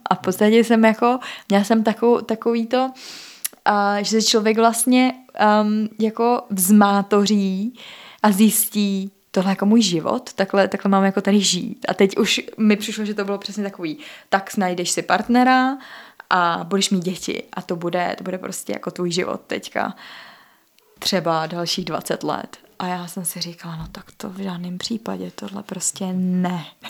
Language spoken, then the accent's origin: Czech; Czechia